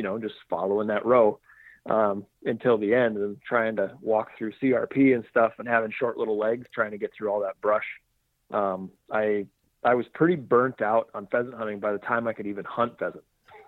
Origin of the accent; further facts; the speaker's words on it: Sioux Falls, South Dakota, United States; So I was born originally in Aberdeen, South Dakota. And then I was super young, and we actually moved to Sioux Falls. So I grew up in Sioux Falls, South Dakota, the very southeast corner.